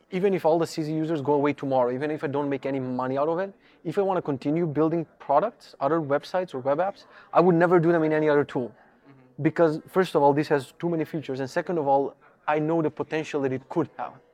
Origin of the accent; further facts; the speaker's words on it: North Macedonia; English is a second language; now in Poland; I'm originally from Macedonia. I live in Poland for a couple of years.